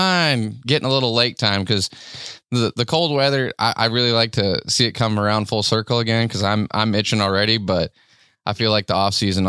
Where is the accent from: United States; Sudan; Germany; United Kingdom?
United States; South Dakota; I was born and raised in South Dakota.